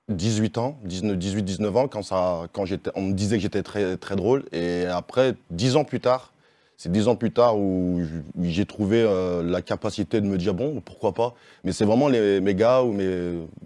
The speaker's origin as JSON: {"language": "French", "town": "Lyon", "region": "Auvergne-Rhône-Alpes", "country": "France", "said": "je viens de Lyon."}